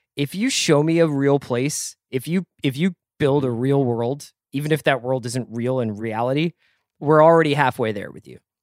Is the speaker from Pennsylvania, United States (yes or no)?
yes; Philadelphia, Pennsylvania, United States; when we were growing up in Philly